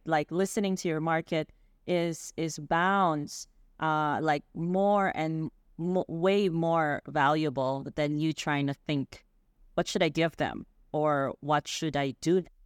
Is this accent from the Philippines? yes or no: yes; Philippines; I grew up in the Philippines